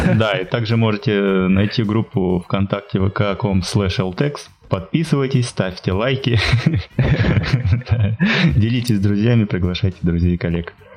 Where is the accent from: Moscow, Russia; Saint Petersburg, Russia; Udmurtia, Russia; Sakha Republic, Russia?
Sakha Republic, Russia; Yakutia; moved away; в республике Якутия, откуда я родом